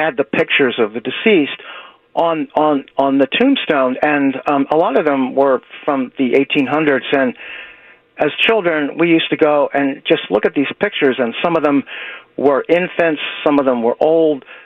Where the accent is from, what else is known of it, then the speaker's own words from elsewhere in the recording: Frazer, Pennsylvania, United States; now in Philadelphia, United States; I grew up in Fraser, Pennsylvania, which is really country